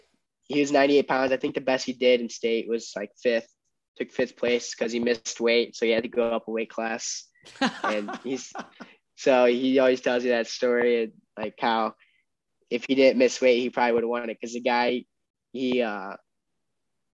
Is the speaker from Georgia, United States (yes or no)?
no; Glenbard North, Illinois, United States; growing up in the Glenbard North wrestling room